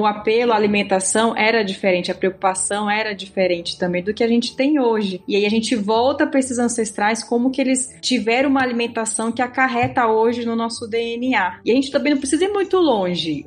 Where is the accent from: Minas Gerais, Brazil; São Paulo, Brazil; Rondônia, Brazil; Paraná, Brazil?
Rondônia, Brazil; Vez ou outra meu sotaque me entrega porque eu sou de Rondônia